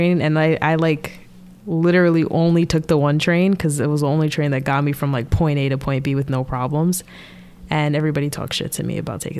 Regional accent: New Jersey, United States; I'm from Jersey

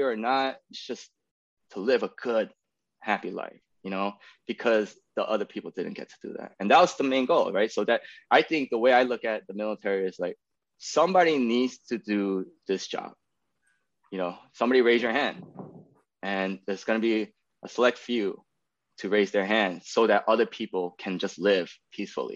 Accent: New York City, New York, United States; moved away as an adult; now in Austin, United States; I'm born and raised in New York City, in Queens

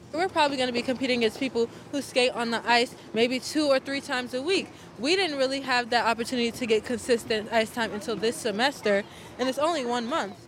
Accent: New York, United States; born or raised there

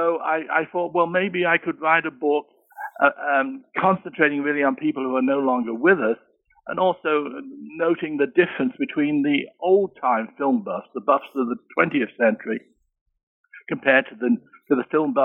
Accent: Birmingham, West Midlands, United Kingdom; born there; I was born in Birmingham, England.

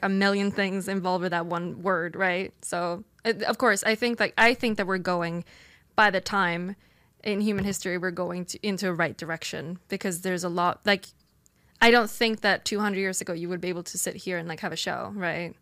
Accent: Sweden; moved away as an adult; now in United States; I grew up in Sweden

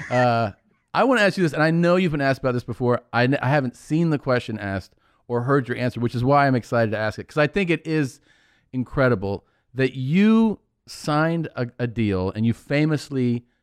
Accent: Cincinnati, Ohio, United States; I'm from Cincinnati.

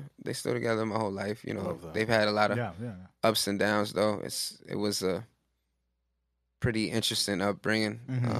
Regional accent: New York, United States; I grew up in East Flatbush, like pretty close to where the shop is.

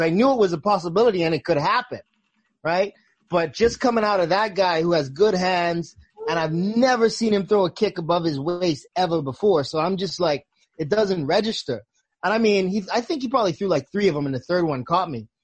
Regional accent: Bahamas; I grew up in the Bahamas

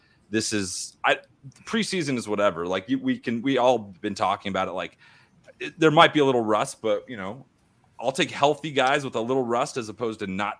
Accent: San Diego, California, United States; now in Missouri, United States; I grew up in San Diego.

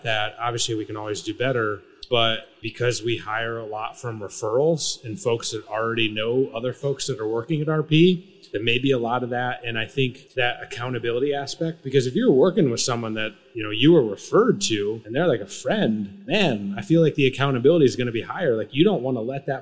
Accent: Michigan, United States; I grew up in the Midwest and I'm actually from Michigan.

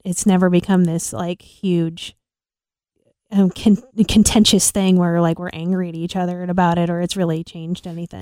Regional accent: Illinois, United States; moved away as an adult; also born or lived in New York; we're both from Illinois

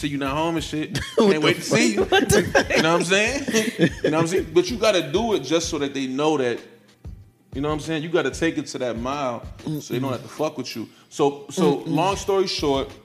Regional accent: Chicago, Illinois, United States; I'm from Chicago

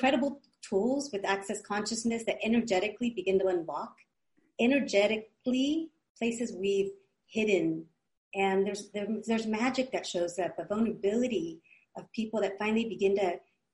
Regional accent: California, United States; growing up in California from parents of Mexico

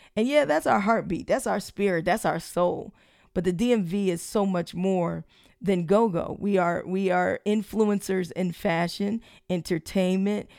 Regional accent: Prince George's County, Maryland, United States; I grew up in Prince George's County

